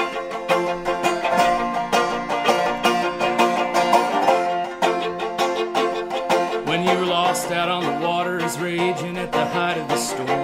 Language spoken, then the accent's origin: English; Chicago, Illinois, United States; growing up in Chicago, my family played folk music